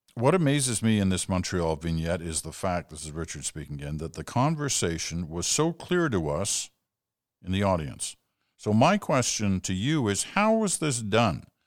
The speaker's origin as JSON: {"language": "English", "country": "United Kingdom", "tie": "born or raised there", "moved": "yes", "lives_now": "Canada", "said": "I was born in Britain"}